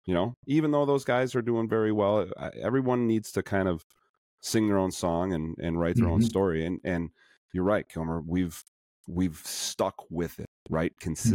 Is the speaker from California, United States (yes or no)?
no; Chicago, Illinois, United States; accent: Chicago, Midwestern; I'm so sorry for my Chicago accent